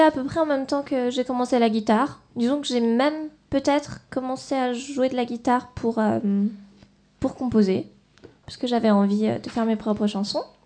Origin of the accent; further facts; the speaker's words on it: France; je suis née en France.